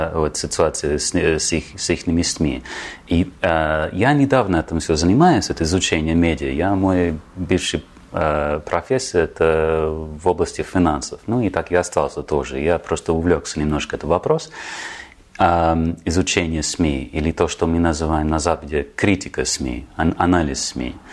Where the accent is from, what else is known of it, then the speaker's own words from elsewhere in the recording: Germany; born there; И родился в Германии, на самом деле.